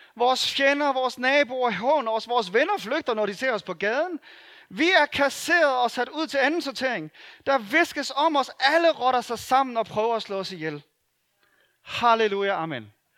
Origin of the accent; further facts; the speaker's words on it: Denmark; det er vi gode til som danskere